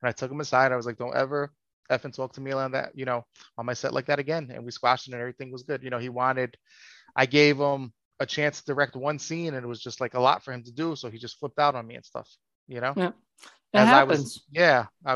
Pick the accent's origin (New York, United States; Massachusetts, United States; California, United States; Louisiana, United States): New York, United States; New York City; I'm from New York City